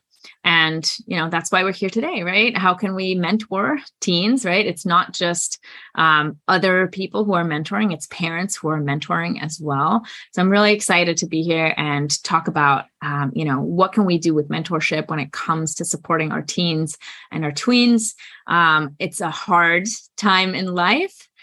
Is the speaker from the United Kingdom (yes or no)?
no; Germany; moved away as an adult; now in United States; I'm from Germany, born and raised, and I came to the US for my undergraduate studies.